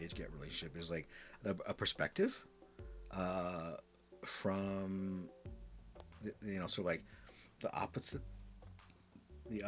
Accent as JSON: {"language": "English", "region": "Midwest", "country": "United States", "tie": "born or raised there", "said": "growing up in the Midwest"}